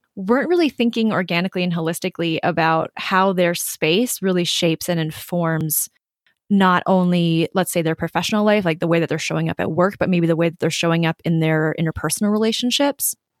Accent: Minnesota, United States; I grew up in Minnesota

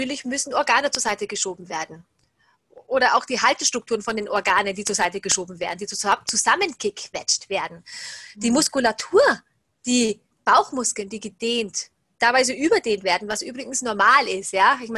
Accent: Salzburg, Austria; über Kurse hier im Salzburger Raum, da wo ich herkomme

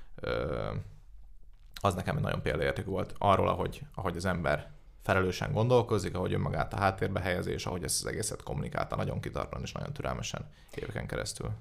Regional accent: Budapest, Hungary; én budapesti vagyok

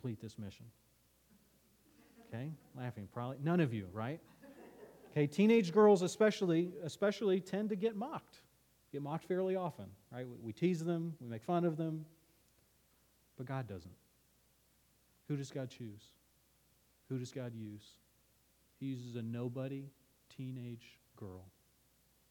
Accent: Nebraska, United States; moved away as an adult; also born or lived in Virginia / Florida / Texas; Well, Nebraska

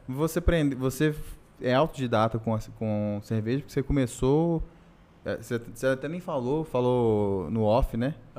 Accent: Brasília, Federal District, Brazil; also born or lived in Paracatu; eu nasci em Brasília

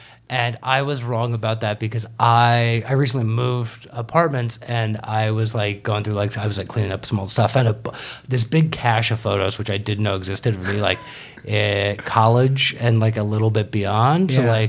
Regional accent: South Carolina, United States; I grew up in South Carolina in the 90s

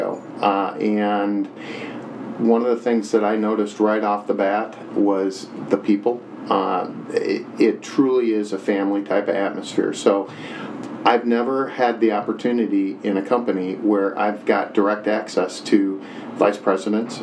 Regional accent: Huntley, Illinois, United States; moved away as an adult; I grew up in Huntley, which is in the area in McHenry County, and had moved away for quite a while

